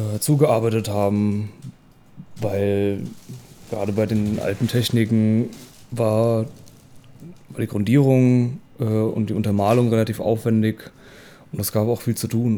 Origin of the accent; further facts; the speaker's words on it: Worms, Rhineland-Palatinate, Germany; also born or lived in Mainz; now in Leipzig, Germany; Ich bin in Worms geboren